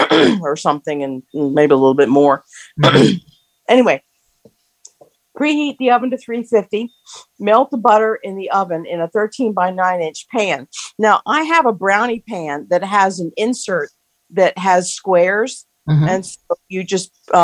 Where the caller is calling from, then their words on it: Spring, Maryland, United States; from Spring, Maryland.